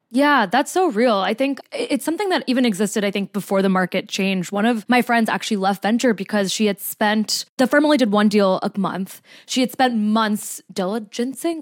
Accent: New Jersey, United States; my home state

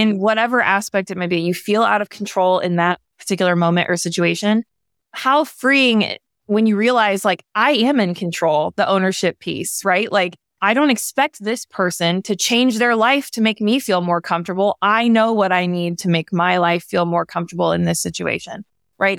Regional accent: the South, United States; I was raised in the South

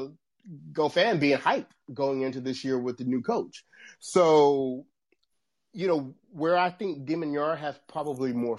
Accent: Shreveport, Louisiana, United States; Shreveport, Louisiana, you know, right. My hometown.

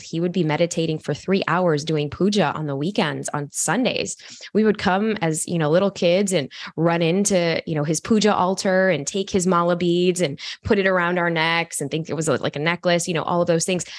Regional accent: Chicago, Illinois, United States; I go to a, a college university in my hometown in Chicago

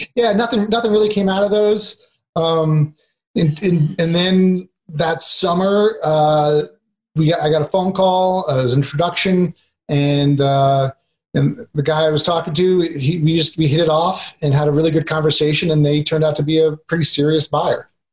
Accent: New York, United States; moved away; I'm originally from New York

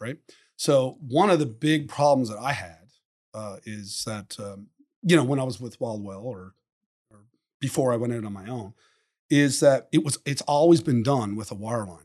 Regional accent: Newfoundland and Labrador, Canada; moved away as an adult; also born or lived in Western Canada; my hometown

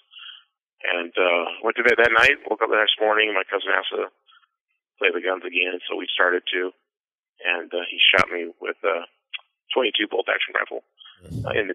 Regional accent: Seattle, Washington, United States; I was born in Seattle, Washington, back in 1979

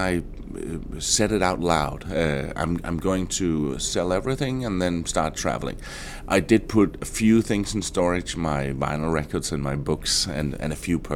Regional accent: Denmark; moved away as an adult; I am from Denmark.

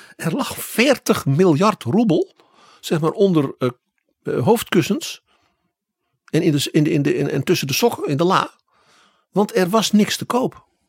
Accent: Netherlands; Wij als Hollanders

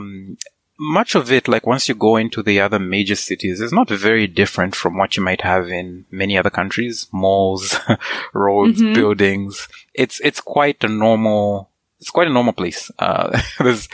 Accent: Kitwe, Copperbelt Province, Zambia; first language Nyanja; English is a second language; moved away as an adult; also born or lived in Saskatchewan, Canada; now in Canada; I grew up in Kitwe, which is the second largest city there.

